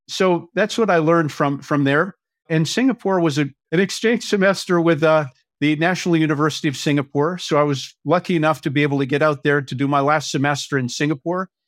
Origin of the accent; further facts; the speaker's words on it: Winnipeg, Manitoba, Canada; now in Vancouver, Canada; I grew up in Winnipeg, Manitoba